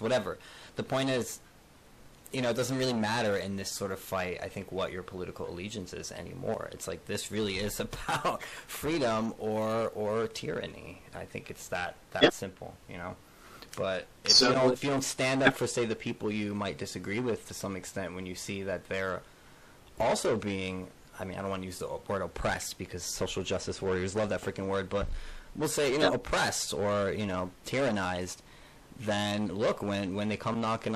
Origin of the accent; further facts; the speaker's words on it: Elizabeth, New Jersey, United States; I'm from Elizabeth, New Jersey, so I'm actually from right across the water from you guys